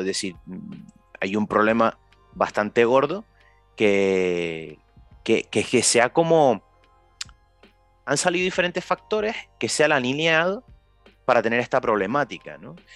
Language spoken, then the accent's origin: Spanish; Canary Islands, Spain; nosotros somos de Canarias